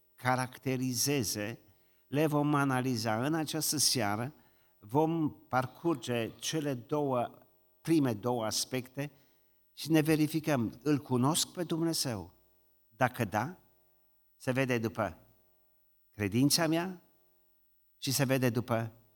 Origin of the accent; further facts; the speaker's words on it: Romania; noi ne mândrim ca români că suntem credincioși